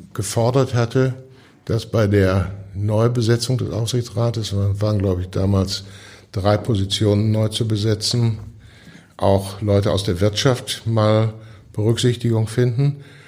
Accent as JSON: {"language": "German", "town": "Hamm", "region": "North Rhine-Westphalia", "country": "Germany", "tie": "born or raised there", "said": "Ich bin ja aufgewachsen in Hamm. Das war damals eine klassische Bergarbeiterstadt"}